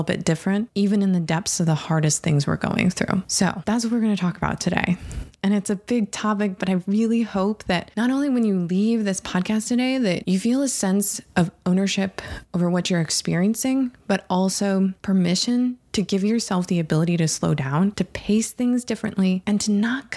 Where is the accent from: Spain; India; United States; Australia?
United States; Harbor Springs, Michigan; I grew up, I was born in Harbor Springs, Michigan.